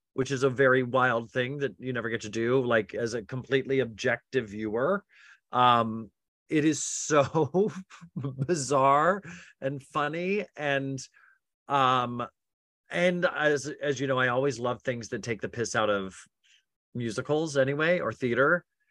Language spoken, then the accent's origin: English; Utah, United States; I grew up Mormon in Utah